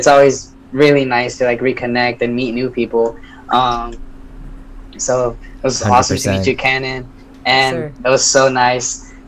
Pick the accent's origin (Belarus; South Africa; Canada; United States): United States; Texas; connecting you from New York with Cali and Texas, my home state, is just